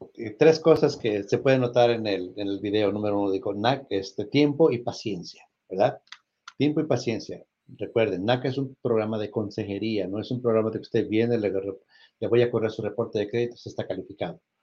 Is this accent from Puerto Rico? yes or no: no; Mexico; now in United States; yo también soy orgullosamente mexicano